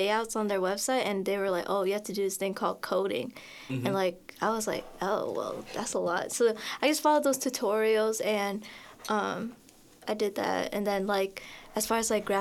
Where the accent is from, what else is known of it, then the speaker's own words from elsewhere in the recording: St. Louis, Missouri, United States; From the south side of St. Louis